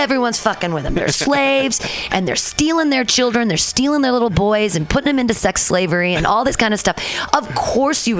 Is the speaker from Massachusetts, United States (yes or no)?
no; Danville, California, United States; I grew up in Danville